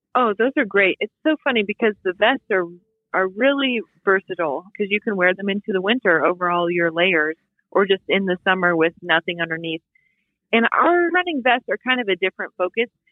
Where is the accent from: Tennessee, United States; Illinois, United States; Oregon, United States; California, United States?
Oregon, United States; Bend; moved away; also born or lived in Boise, Idaho; I'm from Bend, but not Bend now. Like when I was growing up in Bend, it was 30,000 people